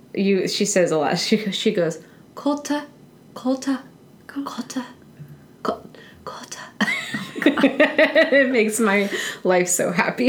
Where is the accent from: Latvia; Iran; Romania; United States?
United States; Midwest; accent: Midwestern; my Midwestern accent